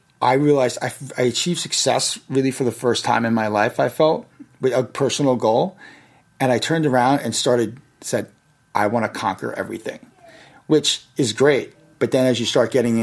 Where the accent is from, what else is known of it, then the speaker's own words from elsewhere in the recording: Yonkers, New York, United States; The city I grew up in was Yonkers, right next to the Bronx